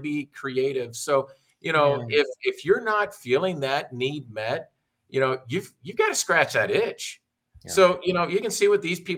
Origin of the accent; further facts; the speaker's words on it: the South, United States; I come from the South